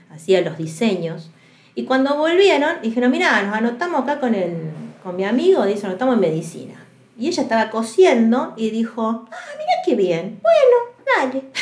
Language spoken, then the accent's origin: Spanish; Córdoba, Argentina; also born or lived in Santa Fe; y en ese transcurso nos mudamos mucho de provincias, ¿no? Yo soy de Córdoba, después fuimos a Santa Fe, después vinimos para acá.